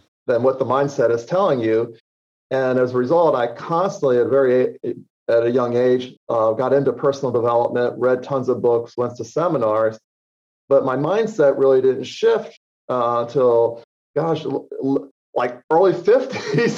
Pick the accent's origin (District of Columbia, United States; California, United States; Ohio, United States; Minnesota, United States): District of Columbia, United States; Washington; I grew up in the Washington, D.C. area